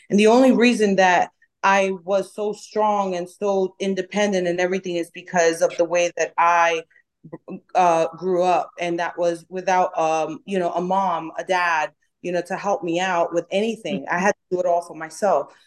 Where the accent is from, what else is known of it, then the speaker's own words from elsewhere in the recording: New York, United States; accent: New York; also born or lived in Dominican Republic; now in Dallas, United States; I'm from New York, I have an accent. Um, people think that I am rude or people think that I'm aggressive because of the way I talk